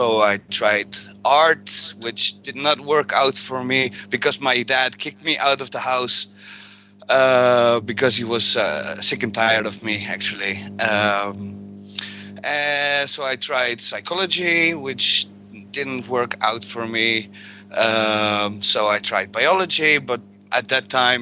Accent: Netherlands; I'm from Holland

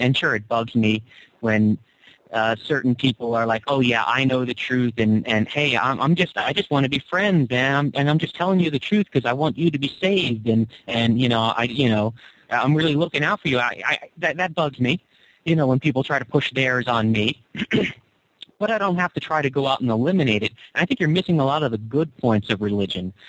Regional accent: United States; I grew up in the United States of America

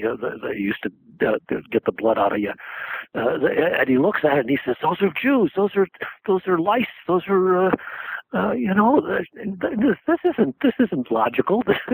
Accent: South Korea; now in United States; And so I came over from Korea thinking, I got to find out what these crazy things called wars are for.

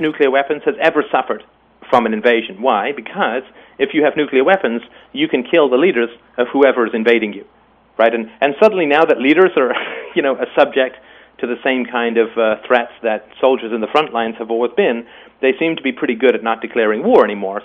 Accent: England, United Kingdom; also born or lived in Ireland; I was born in Ireland and I grew up in England

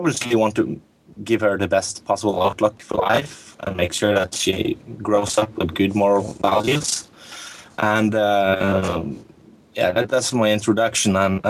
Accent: Norway; I'm from Norway in Scandinavia.

